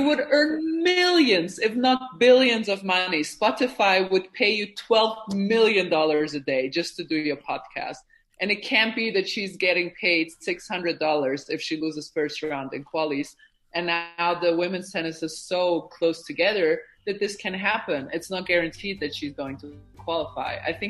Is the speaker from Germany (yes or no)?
yes; Germany; also born or lived in Bosnia; So I was born in Bosnia, which was back then part of Yugoslavia. It was socialist, and my parents came to Germany 2 or 3 years before the war started, because it was already getting a little bit, there was already tension in Yugoslavia.